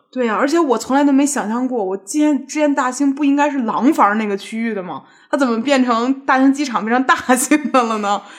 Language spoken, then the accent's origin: Chinese; Beijing, China; 我小时候就是上学，上，上学正好在胡同里头